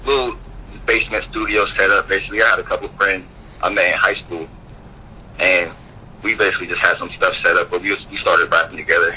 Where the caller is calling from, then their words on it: Columbus, Ohio, United States; I'm actually posting in Columbus, Ohio.